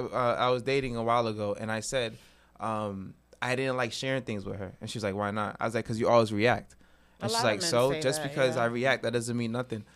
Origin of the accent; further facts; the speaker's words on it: Massachusetts, United States; I'm from Massachusetts.